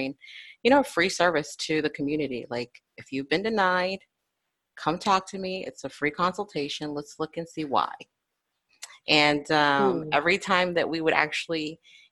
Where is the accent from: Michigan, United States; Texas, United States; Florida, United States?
Florida, United States; I'm born and raised in Florida